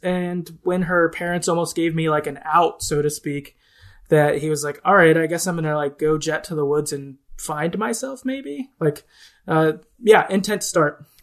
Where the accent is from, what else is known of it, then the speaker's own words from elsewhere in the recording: the Midwest of the US, United States; I'm from the Midwest of the U S, so, like, we're just generally, like, I don't know, positive and nice outward